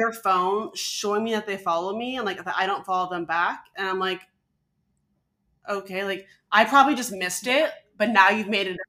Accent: Alaska, United States; also born or lived in Denver; now in New York, United States; I'm from Alaska and I just was living in Denver.

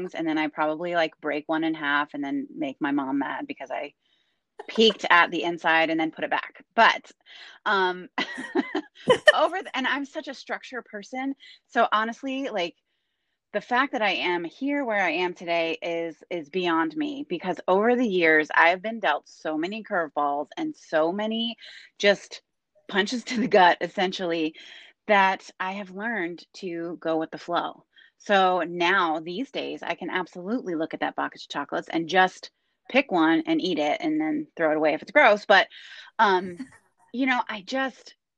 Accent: Pennsylvania, United States; also born or lived in California; now in Wilmington, United States; I'm originally from Pennsylvania

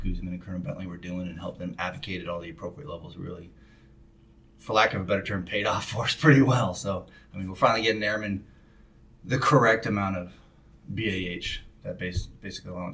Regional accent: Spokane, Washington, United States; born or raised there

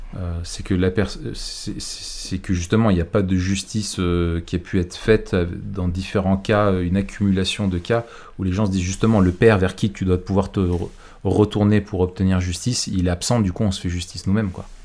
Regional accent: France; chez nous en France

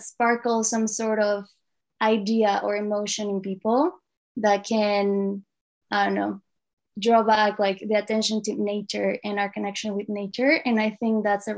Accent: Mexico; now in Tofino, Canada; right now living on the Tlaquepaque First Nation territories, most commonly known as Tofino on Vancouver Island, Canada, but I'm originally from Mexico

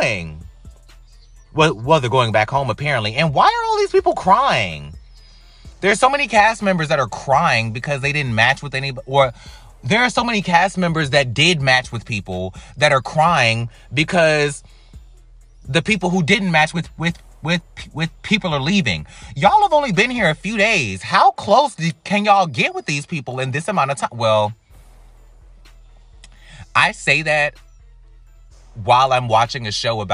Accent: United States; being an American

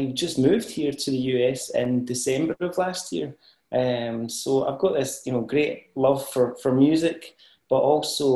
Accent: Ayrshire, Scotland, United Kingdom; moved away as an adult; also born or lived in Falkirk, Scotland; now in United States; And I moved to Ayrshire when I was a wee boy.

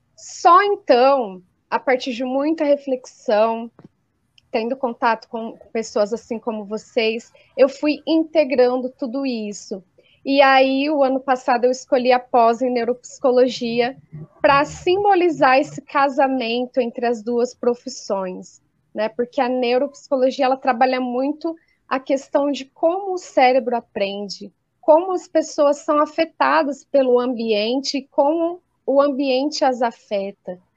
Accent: Colina, São Paulo, Brazil; professora na rede municipal de ensino aqui do interior de São Paulo, eu sou da cidade de Colina e trabalho aqui na região também

